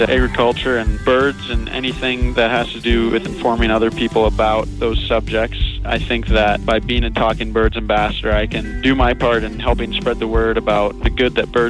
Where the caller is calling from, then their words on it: Orange City, Iowa, United States; I'm calling from Orange City, Iowa.